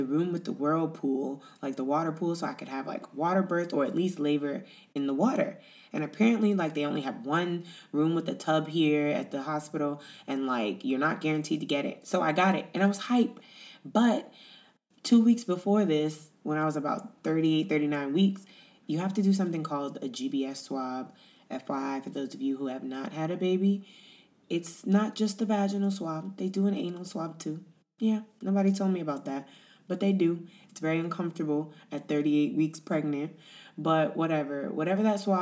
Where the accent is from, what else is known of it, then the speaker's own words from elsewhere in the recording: United States; moved away as an adult; now in Italy; we're American